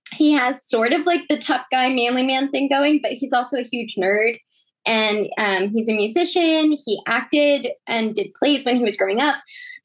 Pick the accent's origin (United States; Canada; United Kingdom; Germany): United States; New York; Yeah, born and raised on Long Island. The only time that I left was for school.